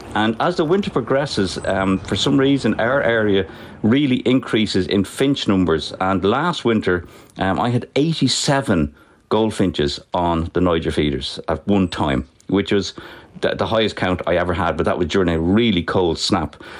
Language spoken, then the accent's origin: English; Dublin, Leinster, Ireland; I was born and bred in Finglas